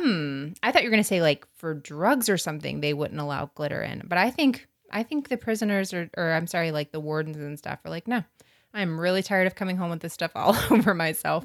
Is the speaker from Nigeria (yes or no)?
no; North Florida, United States; I'm from North Florida, which is South Georgia